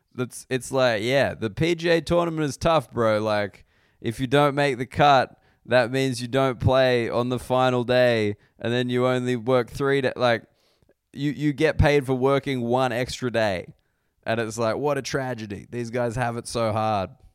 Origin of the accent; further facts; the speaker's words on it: Australia; as an Australian sports fan